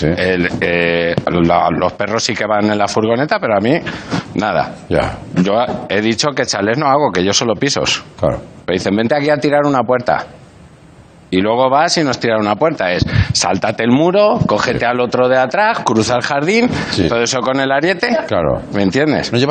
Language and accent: Spanish; Galicia, Spain; me crié en Galicia de descargar cajas de tabaco.